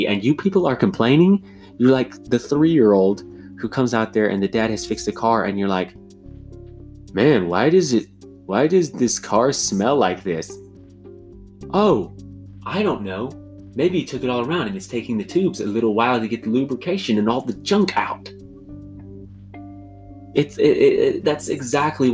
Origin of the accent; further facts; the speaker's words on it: United States; I am all American